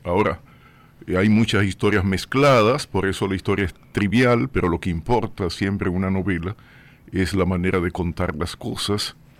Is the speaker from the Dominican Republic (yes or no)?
yes; Puerto Plata, Dominican Republic; moved away as an adult; also born or lived in Santo Domingo; en mi pueblo, en Puerto Plata, lo que hice fue sobre todo deporte